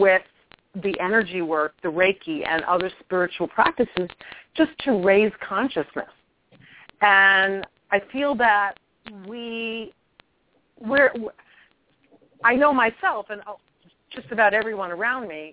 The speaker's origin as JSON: {"language": "English", "region": "New York", "country": "United States", "also_born_or_lived": "England / Truth or Consequences, New Mexico", "moved": "as an adult", "said": "I'm from New York, and I can go back to my New York behavior"}